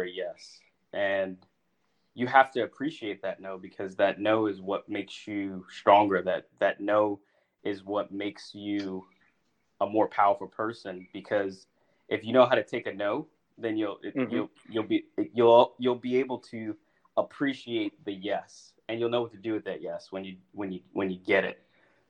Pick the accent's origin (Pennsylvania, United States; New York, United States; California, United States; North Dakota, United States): California, United States; Los Angeles; I grew up in Woodland Hills, Los Angeles County area.